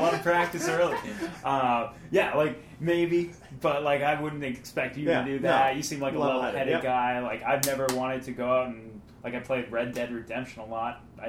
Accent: Weymouth, Massachusetts, United States; I'm from Weymouth

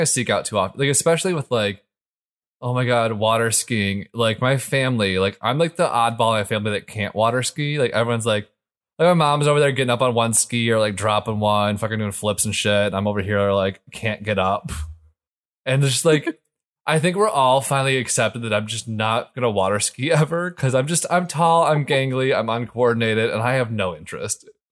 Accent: Michigan, United States; growing up in Michigan

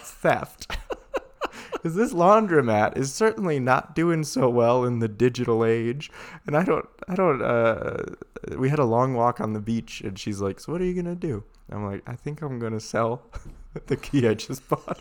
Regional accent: Sheboygan, Wisconsin, United States; moved away; also born or lived in Colorado; We're from Sheboygan, uh, which is a city in Wisconsin, about the size of Boise, probably smaller.

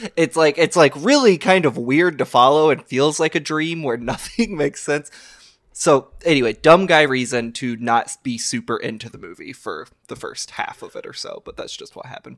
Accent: Louisville, Kentucky, United States; I grew up in America. I learned about World War Two in the Archdiocese of Louisville, Kentucky

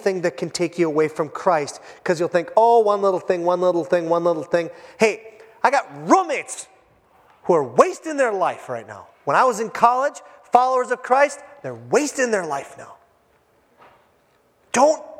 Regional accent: Hibbing, Minnesota, United States; moved away; my hometown, Hibbing, Minnesota.

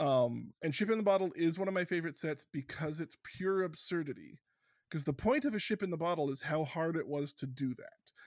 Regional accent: Canada; I'm so Canadian

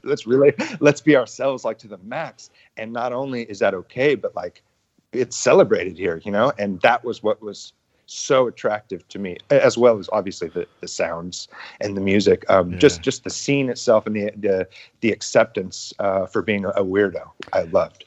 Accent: San Diego, California, United States; I grew up in San Diego

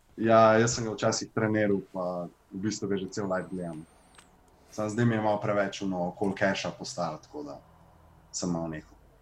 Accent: Ljubljana, Central Slovenia, Slovenia; ne vem, če sem kdaj preselil drugam. Uh, ven eh, iz Bežigrada

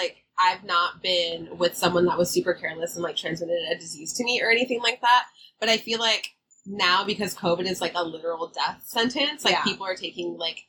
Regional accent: the Bay Area, California, United States; we're from the Bay.

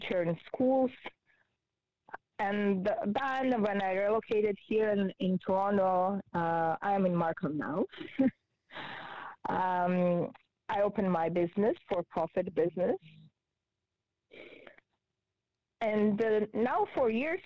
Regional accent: Georgia; English is a second language; moved away as an adult; also born or lived in Israel; now in Canada; I'm original from Republic of Georgia in Europe. And later when I was 20, I relocated to Israel and lived in Israel for 13 years.

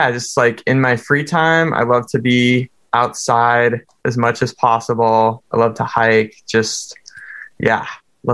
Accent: Mukilteo, Washington, United States; I'm from Mukilteo, Washington, up in the great Northwest

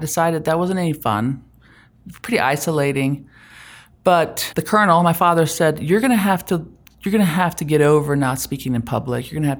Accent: Germany; now in Utah, United States; No, I grew up in Germany.

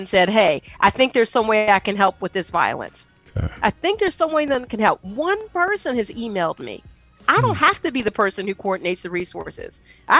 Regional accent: Pittsburgh, Pennsylvania, United States; moved away; from Pittsburgh, where I'm from

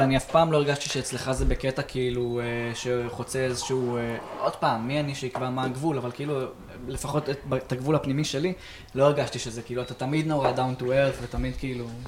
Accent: Afula, Northern District, Israel; איפה שאני ספציפית גדלתי זה יותר באמת באווירת מושב

